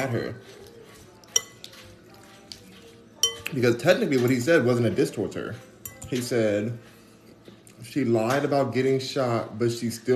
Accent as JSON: {"language": "English", "town": "Los Angeles", "region": "California", "country": "United States", "tie": "born or raised there", "moved": "as an adult", "lives_now": "Houston, United States", "said": "I'm in Houston, Texas, but I am from Los Angeles, born and raised"}